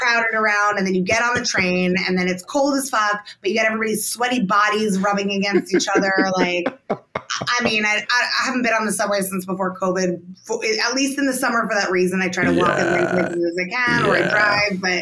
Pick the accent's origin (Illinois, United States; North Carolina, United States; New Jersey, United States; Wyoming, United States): New Jersey, United States; now in New York, United States; I'm from Jersey